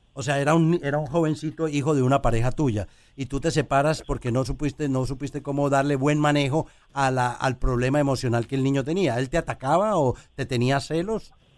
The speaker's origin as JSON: {"language": "Spanish", "country": "Colombia", "moved": "yes", "said": "en mi país, en Colombia"}